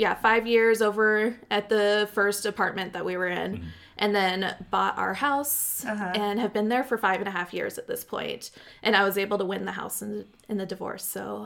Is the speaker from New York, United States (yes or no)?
no; Pendleton, Oregon, United States; I grew up in Pendleton. It's a small rodeo town. The northeastern corner.